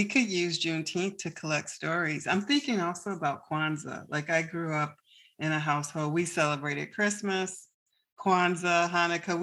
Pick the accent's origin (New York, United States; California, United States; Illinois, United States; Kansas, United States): Illinois, United States; Chicago; now in Santa Barbara, United States; I'm originally from Chicago. I grew up there